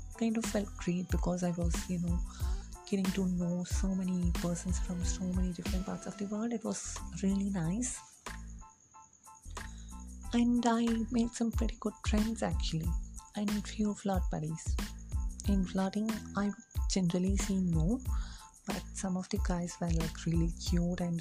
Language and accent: English; India; English is a second language; as an Indian